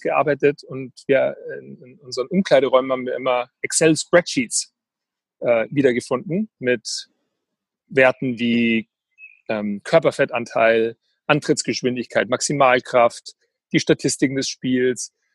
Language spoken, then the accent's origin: German; Weilheim, Bavaria, Germany; ich bin groß geworden hier in der Nähe von in Oberbayern, in Weilheim